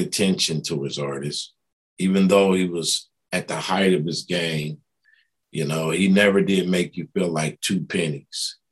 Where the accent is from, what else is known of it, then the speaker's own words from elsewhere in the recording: East Coast, United States; moved away; I'm from the East Coast